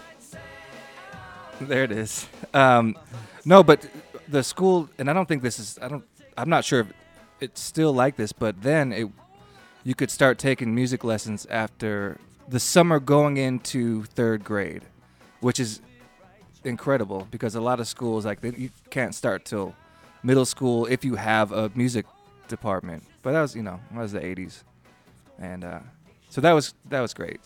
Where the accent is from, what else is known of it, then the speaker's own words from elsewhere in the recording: Williamsville, New York, United States; by Black Forest, I mean Buffalo, New York. Um, no, just outside the city limits, a little town